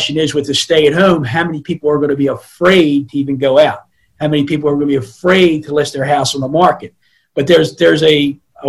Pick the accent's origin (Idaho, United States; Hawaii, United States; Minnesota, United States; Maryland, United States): Maryland, United States; Baltimore; also born or lived in Florida; I'm originally from Northeast Baltimore City. Grew up one of 7 kids in a 745 square foot house